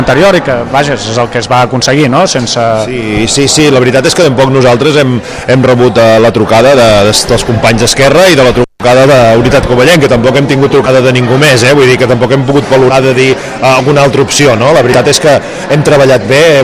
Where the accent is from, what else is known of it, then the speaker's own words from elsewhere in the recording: Covelles, Catalonia, Spain; jo de petit a Covelles